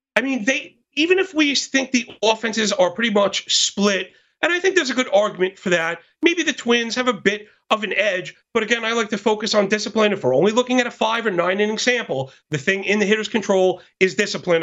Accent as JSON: {"language": "English", "town": "New York City", "region": "New York", "country": "United States", "tie": "born or raised there", "said": "born and bred, born and bred in Brooklyn, New York"}